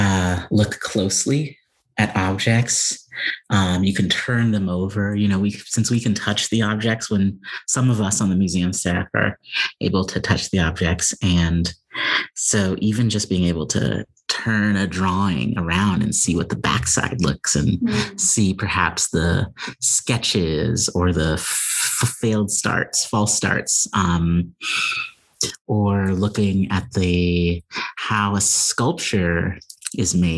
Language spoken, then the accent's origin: English; Pasadena, California, United States; moved away as an adult; also born or lived in Chicago, Illinois; now in Claremont, United States; I was in Altadena and Pasadena, California, where I was born. And so it's a little bit of a homecoming back here to Southern California